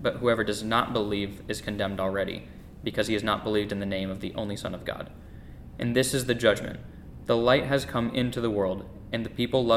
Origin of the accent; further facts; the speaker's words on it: Lafayette, Indiana, United States; also born or lived in North Carolina; I was born in North Carolina, and at the time that I was born, my dad was just getting out of the military and starting to look for a job. And the Lord brought us to Lafayette, Indiana